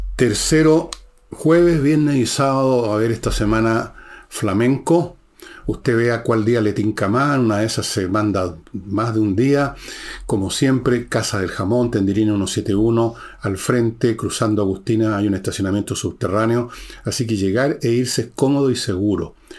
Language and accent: Spanish; Chile